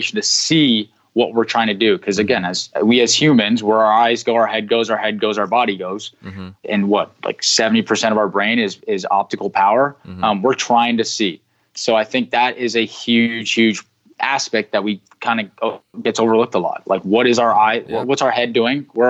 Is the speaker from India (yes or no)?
no; Canada; I'm from Canada